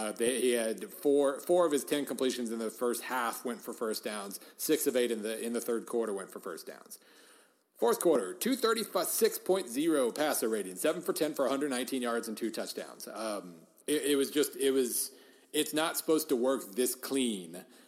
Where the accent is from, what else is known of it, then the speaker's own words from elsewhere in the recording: Western Oklahoma, United States; I grew up in Western Oklahoma.